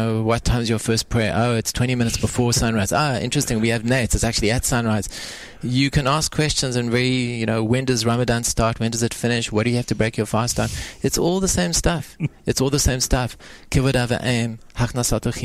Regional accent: South Africa; now in United Arab Emirates; I say this as a South African now.

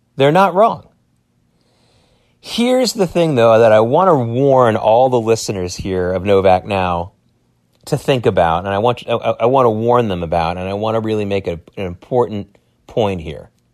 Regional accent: United States; as American Jews

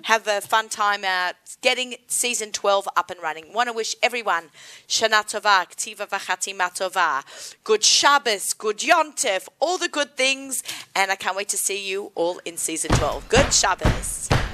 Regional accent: Australia; moved away; Being Aussie

